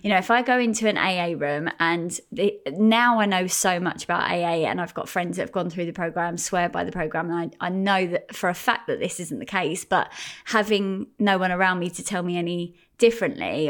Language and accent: English; Gravesend, South East England, United Kingdom; I grew up in Gravesend